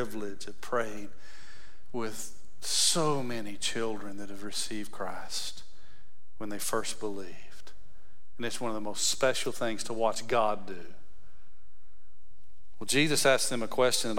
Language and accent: English; West Texas, United States; I grew up in West Texas, so cows, when they go to the tank, we call them tanks instead of ponds.